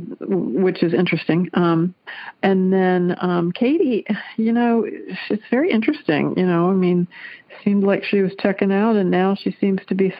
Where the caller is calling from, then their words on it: Kettering, Ohio, United States; I'm calling from Kettering, Ohio.